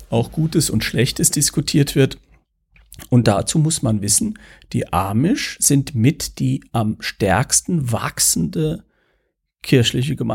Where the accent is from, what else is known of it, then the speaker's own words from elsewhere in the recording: St. Ingbert, Saarland, Germany; St. Ingbert, wo ich herkomme, hat ja, äh, gehörte ja zur, zur Bayerischen Pfalz, also war durchaus auch in diesem Sprachraum äh, unterwegs.